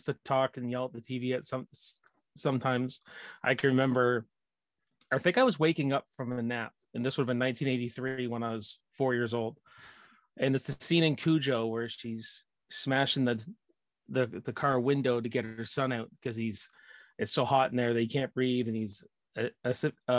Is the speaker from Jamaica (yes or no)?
no; Canada; I'm just a blue collar Canadian boy. I live east of Toronto